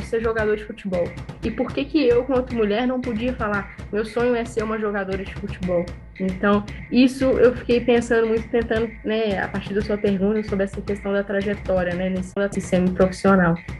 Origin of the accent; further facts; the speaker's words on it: Minas Gerais, Brazil; porque eu sou mineira e amo queijo